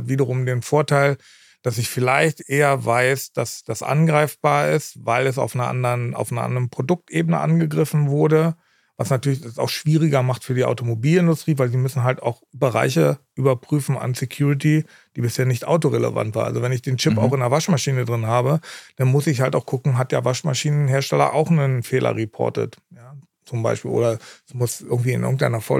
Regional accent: Berlin, Germany; Ähm, ich komme ja ursprünglich aus Berlin und in Tegelort dann, äh, ist auch ein Teil meiner Familie ansässig.

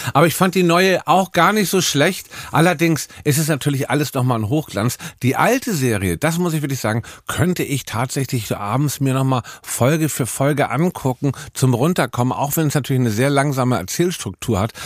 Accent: Hamburg, Germany; ich bin ja Hamburger.

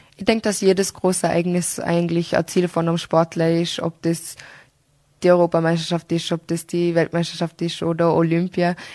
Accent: Austria; bei uns in Österreich

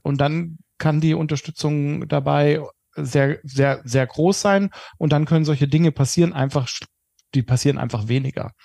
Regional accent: Germany; als Deutsche

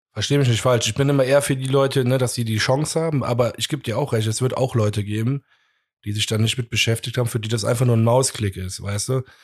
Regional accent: Cologne, North Rhine-Westphalia, Germany; wir irgendwie als Kölner

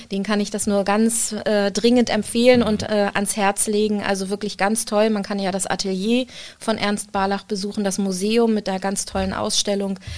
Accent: Rostock, Mecklenburg-Vorpommern, Germany; Aber ich bin ja in Rostock geboren und in Rostock ist die Zahl sieben eine ganz besondere.

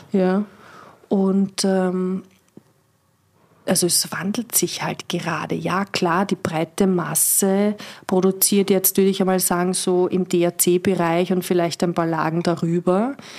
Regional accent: Vienna, Austria; moved away; also born or lived in Weinviertel; Ich komme aus Strebersdorf.

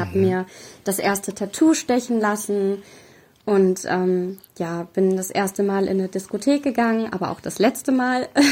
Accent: Fernwald, Hesse, Germany; Wir sind gerade in Fernwald, das liegt in Mittelhessen. Gar nicht so mhm. weit von Frankfurt entfernt.

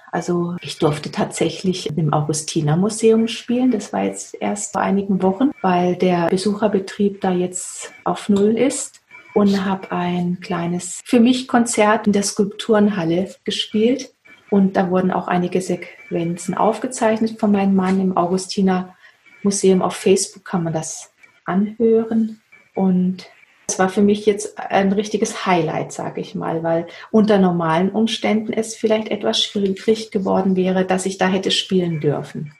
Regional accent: Waldshut, Baden-Württemberg, Germany; now in Herbolzheim, Germany; ich in Waldshut geboren bin und ich denke, die frühe Kindheit dort, also aufgewachsen im Schmitzinger Tal

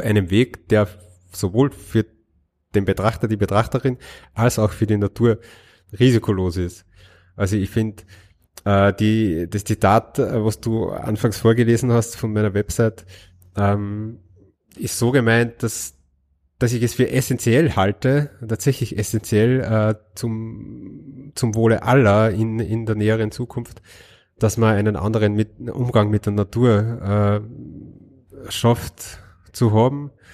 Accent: Linz, Upper Austria, Austria; Als Österreicher

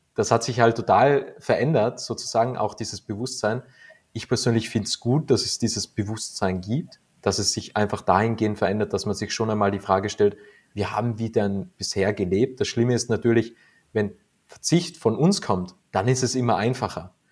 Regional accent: Austria; bei uns in Österreich

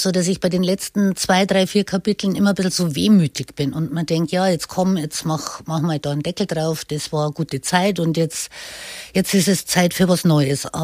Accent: Bavaria, Germany; Bayern ist für mich mein Traumland, meine Heimat.

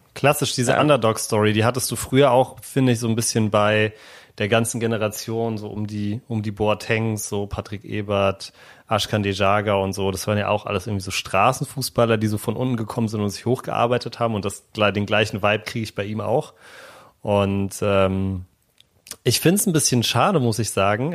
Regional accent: Berlin, Germany; praktisch 500 Meter von da, wo ich aufgewachsen bin, entfernt

